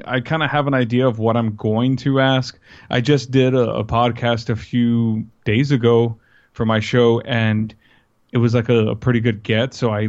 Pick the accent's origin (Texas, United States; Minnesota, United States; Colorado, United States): Texas, United States; I mean, even though I'm from South Texas, that I don't sound like I'm from South Texas.